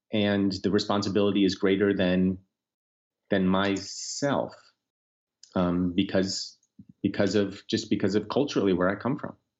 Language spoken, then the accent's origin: English; United States; as an American, but also as a Jew